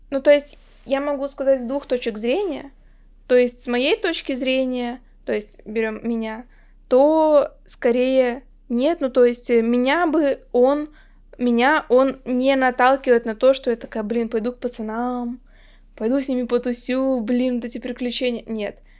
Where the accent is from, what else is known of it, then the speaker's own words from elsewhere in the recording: Chita, Zabaykalsky Krai, Russia; я как раз из Читы, что вот в Забайкальском крае